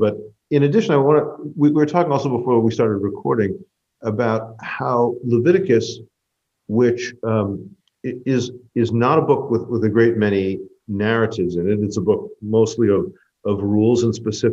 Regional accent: United States; as an American Jew

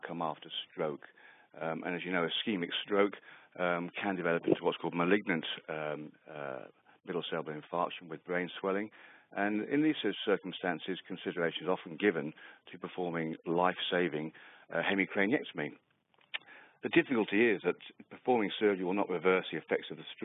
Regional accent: England, United Kingdom; moved away as an adult; also born or lived in Western Australia; now in Australia; I'm from England initially. Moved out to Australia about 15 years ago

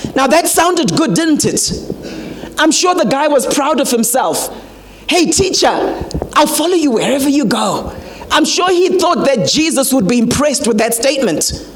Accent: Harare, Zimbabwe; also born or lived in Mutare; now in South Africa; I grew up in Harare, but we come from the Mutare area

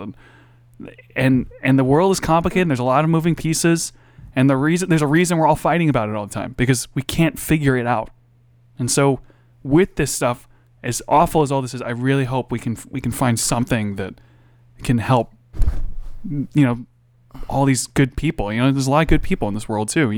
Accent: United States; I'm American

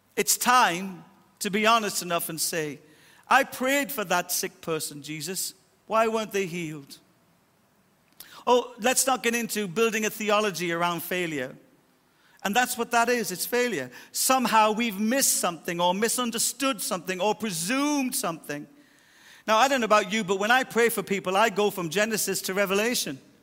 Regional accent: Ireland; I'll die Irish, 'cause I was born Irish, and my culture shaped my Irishisms

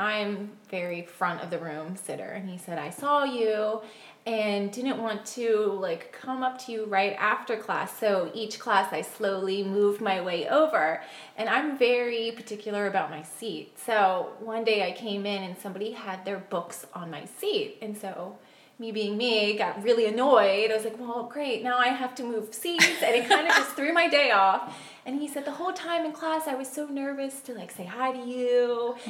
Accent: Montgomery County, Maryland, United States; also born or lived in Crofton, Maryland / Towson, Maryland; I'm Maryland born and raised

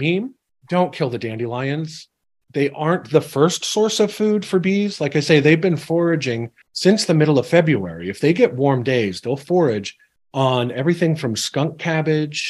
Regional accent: Central Ohio, United States; I was raised here in Central Ohio

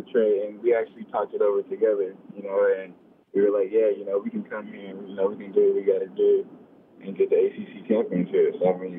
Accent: Washington, United States; moved away as an adult; also born or lived in California; growing up in Washington, you know, it's always cold, it's always raining.

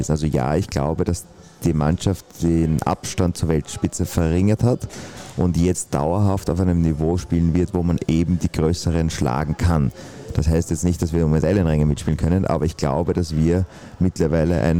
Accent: Austria; Als Österreicher sage ich in Deutschland perfekt und in Österreich funktioniert er halt nicht

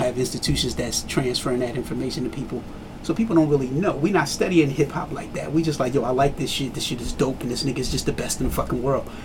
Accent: Trenton, New Jersey, United States; I grew up in Trenton. In Trenton, you know, grew up with a lot of Jamaican heads

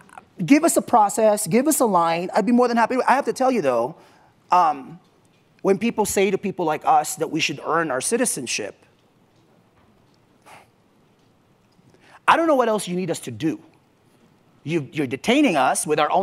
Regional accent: Mountain View, California, United States; also born or lived in Philippines; I grew up in Mountain View, where Google is

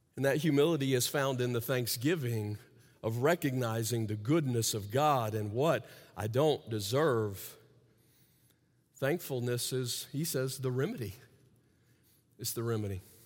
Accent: the South, United States; I grew up in the South, and apparently in the territory in the South where I grew up

